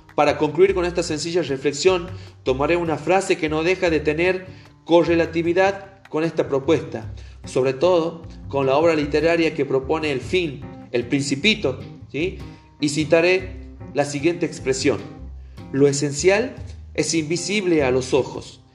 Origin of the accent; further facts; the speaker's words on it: Argentina; Como ciudadano argentino